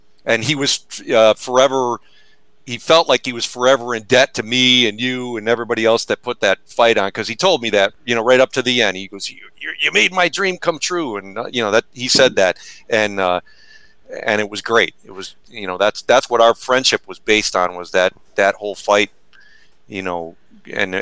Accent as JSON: {"language": "English", "town": "Syracuse", "region": "New York", "country": "United States", "tie": "born or raised there", "said": "I grew up in Syracuse, New York"}